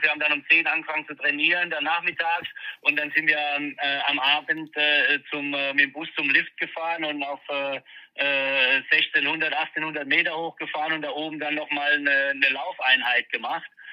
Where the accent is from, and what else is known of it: Mannheim, Baden-Württemberg, Germany; born or raised there